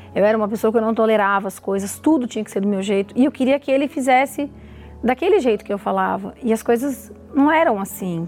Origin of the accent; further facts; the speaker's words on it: Mogi das Cruzes, São Paulo, Brazil; eu sou de Mogi das Cruzes, sou farmacêutica